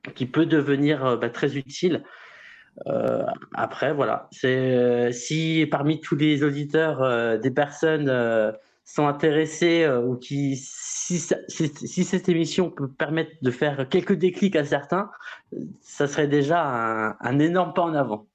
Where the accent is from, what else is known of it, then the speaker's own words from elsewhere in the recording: Brittany, France; also born or lived in Toulouse area; now in Toulouse, France; je suis né en Bretagne, je le revendique